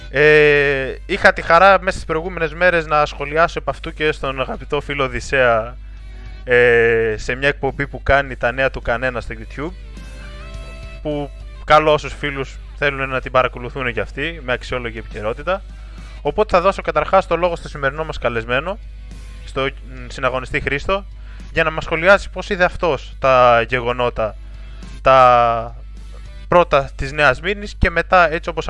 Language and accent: Greek; Greece; πώς βλέπουμε και εμείς ως Έλληνες εθνικιστές αυτή τη βιτρίνα